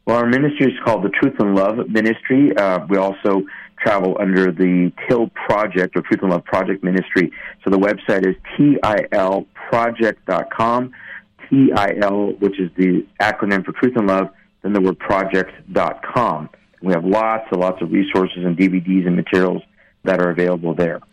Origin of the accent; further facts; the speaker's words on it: Iran; first language Persian; English is a second language; growing up in Iran because, as you know, Iranians, we speak Farsi.